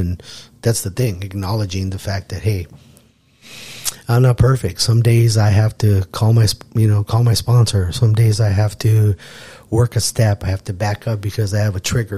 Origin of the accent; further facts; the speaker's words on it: Tucson, Arizona, United States; moved away as an adult; now in Bakersfield, United States; Tucson, Arizona. Yeah, born and raised, sixth generation